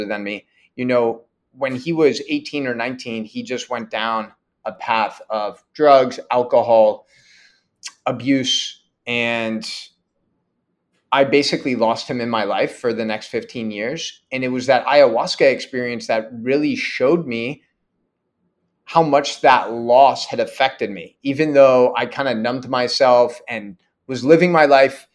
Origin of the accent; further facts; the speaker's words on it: San Mateo, California, United States; also born or lived in Oregon; born and raised in the Bay Area in a city 20 minutes south of San Francisco called San Mateo.